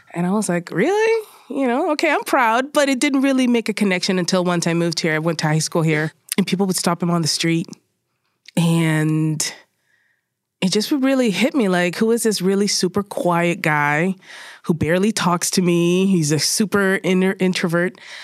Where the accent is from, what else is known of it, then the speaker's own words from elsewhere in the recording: Puerto Rico; also born or lived in Spain; now in Bronx, United States; I was born in Puerto Rico